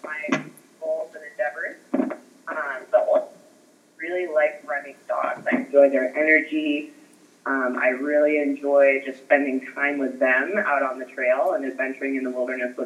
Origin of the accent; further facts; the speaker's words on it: Victor, Idaho, United States; moved away as an adult; also born or lived in Southern California / Alaska; I grew up in Idaho. I'm from the Teton Valley. Victor, Idaho is my hometown